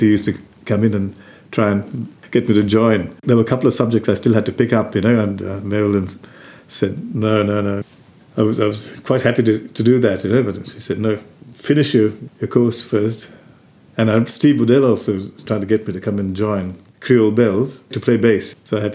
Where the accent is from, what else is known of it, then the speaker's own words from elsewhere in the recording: Colombo, Western Province, Sri Lanka; moved away; growing up in Colombo